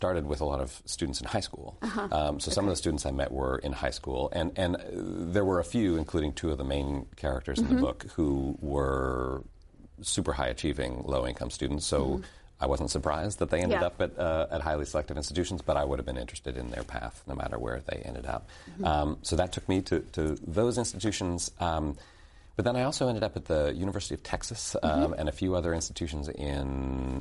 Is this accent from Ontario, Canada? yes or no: yes; Toronto, Ontario, Canada; moved away as an adult; also born or lived in Montreal, Canada; I grew up in Canada. Mm-hmm. And after finishing high school in Toronto